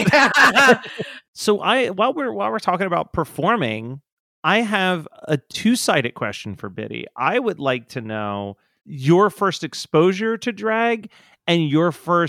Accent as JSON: {"language": "English", "area": "Delaware County", "region": "Pennsylvania", "country": "United States", "tie": "born or raised there", "also_born_or_lived": "Los Angeles", "said": "I grew up in the Delaware of County."}